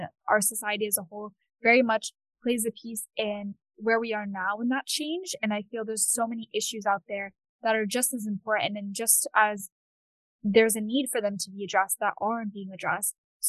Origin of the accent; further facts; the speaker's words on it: Cambridge, Massachusetts, United States; I was born in Cambridge. I've lived in Cambridge until now. And I've really much seen the city inside and out.